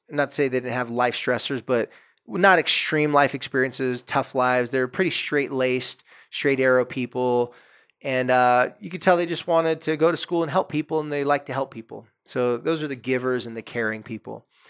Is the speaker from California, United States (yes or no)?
yes; Carlsbad, California, United States; had an apartment across the street from the beach in my hometown on the street that I loved more than any other street. The street's called Acacia Street in Carlsbad, California.